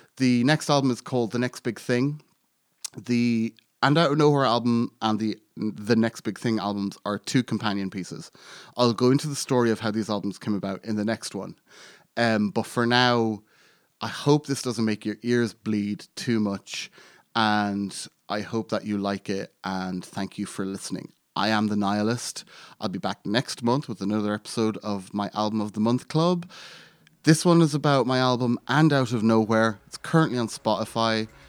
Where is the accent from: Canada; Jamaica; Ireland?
Ireland; I'm Irish and I grew up in Ireland and I grew up in a very small town in Ireland